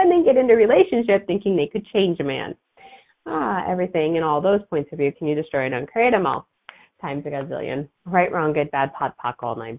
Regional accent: outside of Chicago, Illinois, United States; I grew up outside of Chicago.

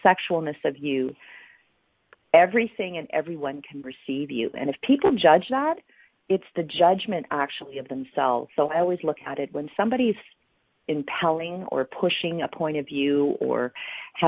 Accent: Canada; I'm from Canada

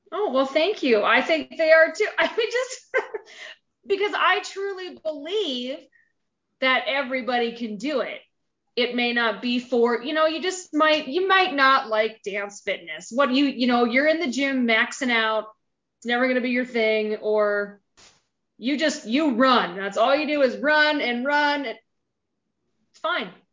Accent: a small town in eastern Montana, United States; moved away as an adult; now in Bozeman, United States; I am from a small town in eastern Montana

